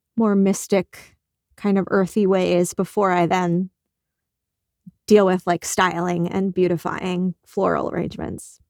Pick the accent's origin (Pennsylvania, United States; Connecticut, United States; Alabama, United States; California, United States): Pennsylvania, United States; Malvern; also born or lived in New Jersey / Paoli, Pennsylvania; I grew up one town in the other direction